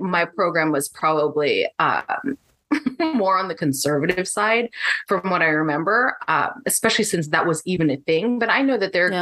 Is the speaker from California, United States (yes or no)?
yes; San Diego, California, United States; moved away as an adult; now in Menifee, United States; I grew up in San Diego. I am now in the Menifee area